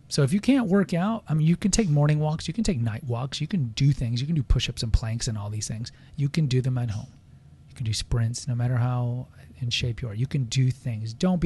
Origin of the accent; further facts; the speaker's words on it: United States; We're American